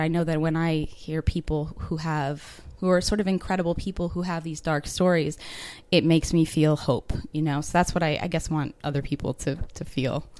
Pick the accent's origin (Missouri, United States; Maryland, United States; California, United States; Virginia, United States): Maryland, United States; Baltimore; moved away as an adult; now in Chiang Mai, Thailand; I'm from Baltimore, Maryland, so on um, the East Coast, and I moved here about two months ago